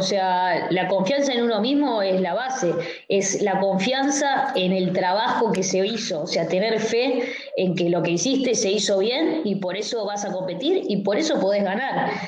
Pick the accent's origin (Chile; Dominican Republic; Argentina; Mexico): Argentina; como otra argentina